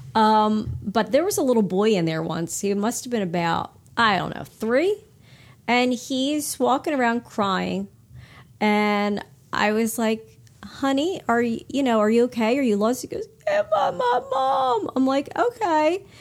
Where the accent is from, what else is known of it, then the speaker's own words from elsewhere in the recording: Hamilton, New Jersey, United States; also born or lived in Burlington area, New Jersey; when I grew up in Hamilton, uh, in New Jersey, it was just like thirty minutes from where we are now in the Burlington area